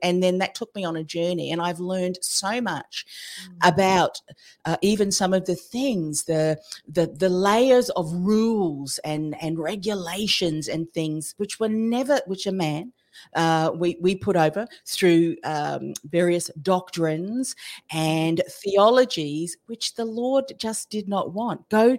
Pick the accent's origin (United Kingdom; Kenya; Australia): Australia; I mean, I often will joke, you know, I'm an Aussie. And we do have these, a bit of a sarcastic trait.